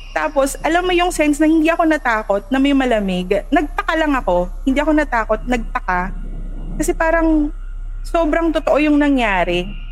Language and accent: Tagalog; Pasig, Metro Manila, Philippines; I'm uh, from Pasig